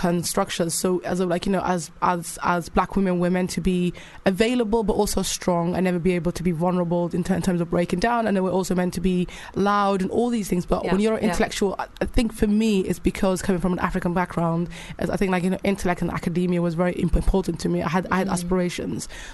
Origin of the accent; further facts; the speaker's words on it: Cardiff, Wales, United Kingdom; also born or lived in Bristol / Somalia; now in London, United Kingdom; I didn't grow up in London, I grew up in Cardiff and Bristol.